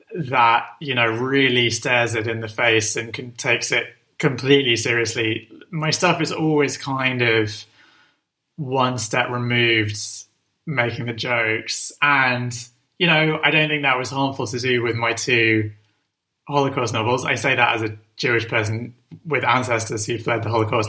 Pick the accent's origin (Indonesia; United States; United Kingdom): United Kingdom; London; born or raised there